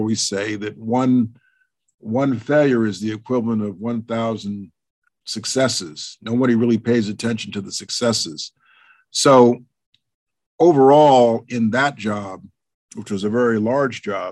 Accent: New York City, New York, United States; As a New Yorker present in Manhattan on 9/11

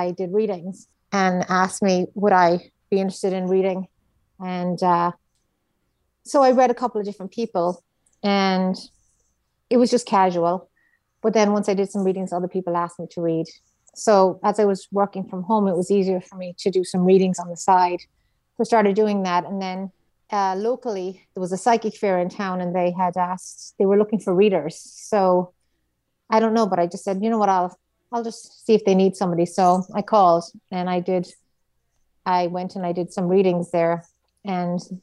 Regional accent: Ireland; moved away as an adult; now in United States; being an Irish Catholic

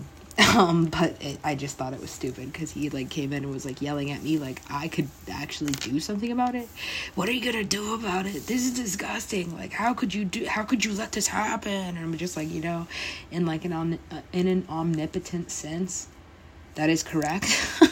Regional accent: United States; also born or lived in Los Angeles; for being American

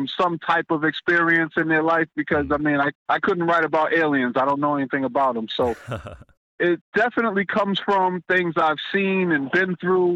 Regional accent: Boston, Massachusetts, United States; I'm originally from Roxbury.

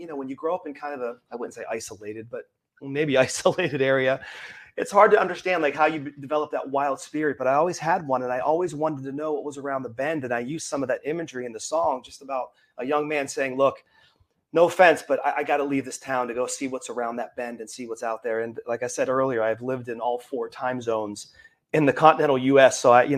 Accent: Pittsburgh, Pennsylvania, United States; moved away; also born or lived in Wisconsin / New Mexico; I'm from Pittsburgh.

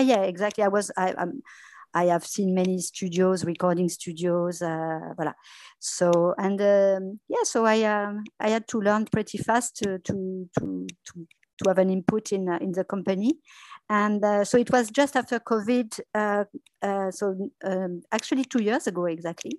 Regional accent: France; English is a second language; moved away as an adult; also born or lived in London, United Kingdom; I spent a few years in journalism in France

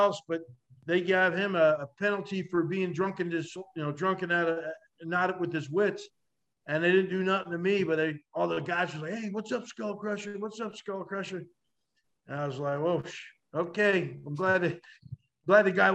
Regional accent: New Jersey, United States; growing up in North Jersey

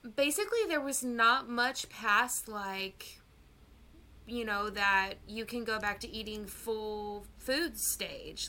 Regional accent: Texas, United States; I am from Texas

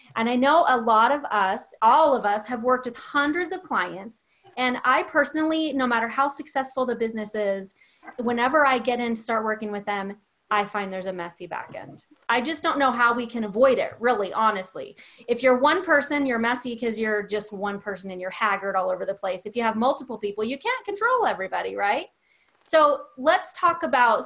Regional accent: the South, United States; I'm from the South

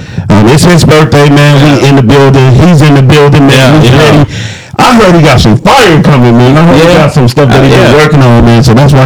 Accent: Detroit, Michigan, United States; I'm from Detroit, where I'm thinking like you was talking about like … pop.

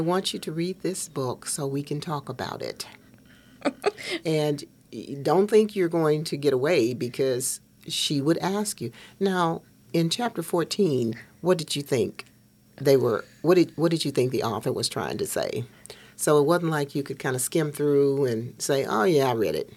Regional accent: Hopkinsville, Kentucky, United States; We grew up on at 607 East First Street, Hopkinsville, Kentucky.

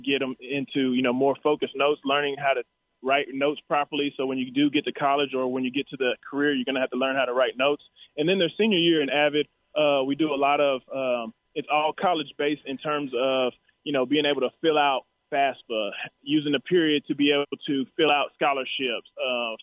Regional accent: Texas, United States; I was here from Texas

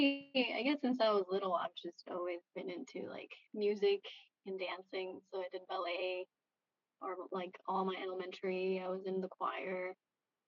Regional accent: Honduras; moved away as an adult; now in Arkansas, United States; I'm an international student from Honduras

